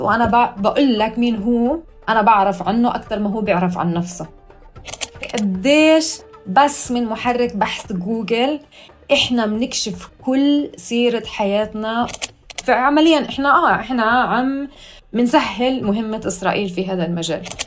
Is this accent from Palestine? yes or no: yes; Hebron Governorate, Palestine; moved away as an adult; also born or lived in Khobar, Saudi Arabia / Berlin, Germany; now in Hamburg, Germany; فاربيت في السعودية لحد ما كان عمري اثناعش، رجعوا أهلي على البلد